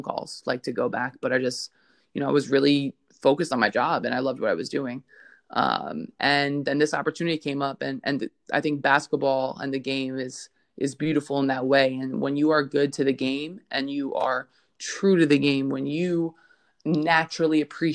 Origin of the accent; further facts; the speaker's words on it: New York, United States; accent: Brooklyn; I grew up in Brooklyn, New York, in a very, very diverse neighborhood.